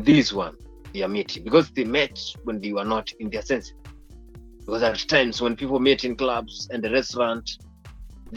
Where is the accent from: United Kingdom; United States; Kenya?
Kenya; I'm from Kenya and I know how things are done in Kenya